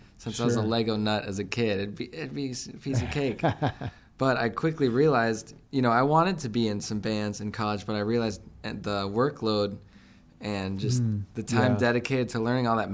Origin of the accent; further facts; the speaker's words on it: Port Huron, Michigan, United States; We moved from Michigan. I was in Port Huron